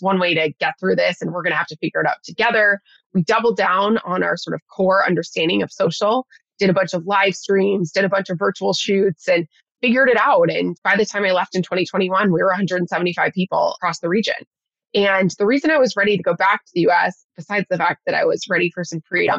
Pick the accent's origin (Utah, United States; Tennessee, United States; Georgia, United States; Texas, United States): Tennessee, United States; Nashville; moved away as an adult; also born or lived in San Diego, California / San Francisco Bay Area, California; I'm originally from Nashville, Tennessee. So grew up in Music City. And I moved to California for university